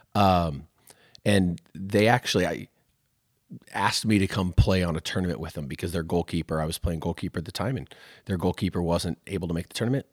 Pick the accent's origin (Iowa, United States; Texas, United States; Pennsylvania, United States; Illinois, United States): Iowa, United States; Waukee; I grew up in Waukee when it was a lot smaller